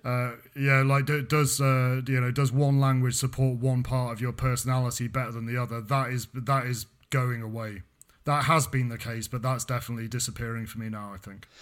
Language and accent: English; United Kingdom; accent: English; moved away as an adult; now in France; I was born in Britain. I moved to France. I've been in France for fourteen years.